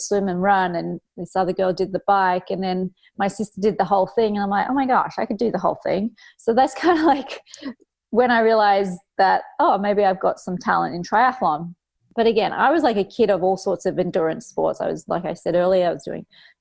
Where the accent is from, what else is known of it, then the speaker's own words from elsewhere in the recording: Cairns, Queensland, Australia; I grew up at school in Cairns in North Queensland, Australia